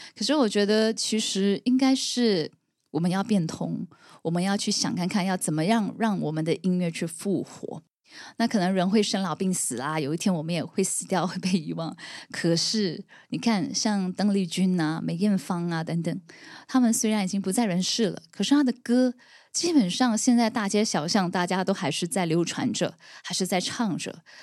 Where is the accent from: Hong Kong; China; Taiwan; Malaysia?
Malaysia; Pontian, Johor; 我来自苯胗，就是柔佛的一个小镇